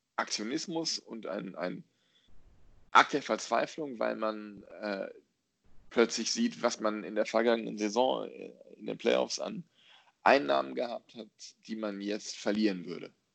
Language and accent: German; North Rhine-Westphalia, Germany; ich bin Westfale.